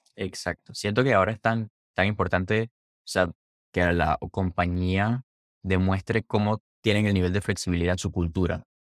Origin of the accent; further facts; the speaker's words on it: Maracaibo, Zulia, Venezuela; also born or lived in Orlando, Florida; now in Seattle, United States; mi ciudad